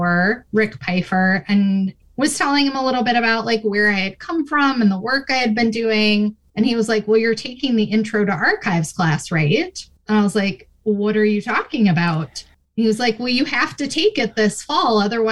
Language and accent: English; Minnesota, United States; moved away as an adult; now in Michigan, United States; I grew up in Minnesota